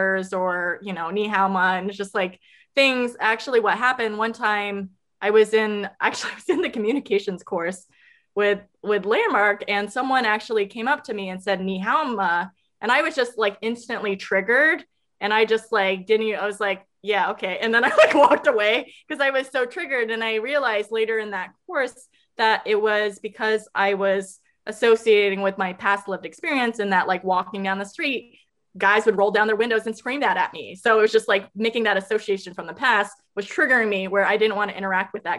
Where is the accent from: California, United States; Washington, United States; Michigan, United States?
California, United States; I'm originally from California